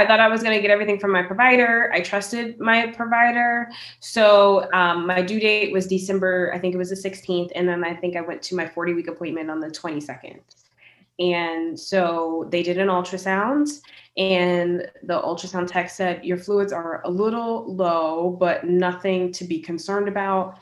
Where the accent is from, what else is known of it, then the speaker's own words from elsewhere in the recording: Richmond, Virginia, United States; I'm from Richmond, Virginia